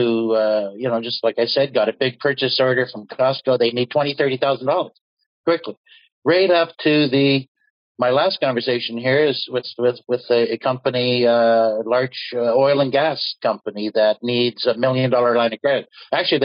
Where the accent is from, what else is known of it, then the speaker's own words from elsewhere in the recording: Canada; also born or lived in United States; I was conceived in Norway, born and raised in Canada, and I spent a good part of my career in the U.S.